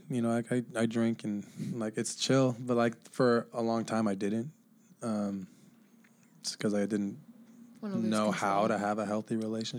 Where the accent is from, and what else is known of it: Bellevue, Washington, United States; born or raised there; also born or lived in Honolulu, Hawaii